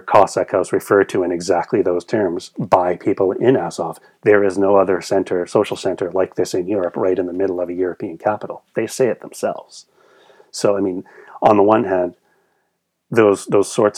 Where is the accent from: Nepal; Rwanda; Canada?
Canada; I'm from Canada